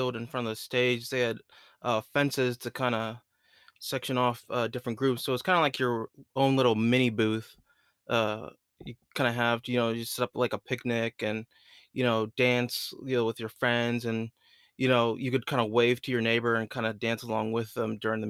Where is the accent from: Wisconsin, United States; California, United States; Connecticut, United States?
California, United States; Sacramento; moved away as an adult; also born or lived in South Carolina; now in Charleston, United States; I'm originally from Sacramento, California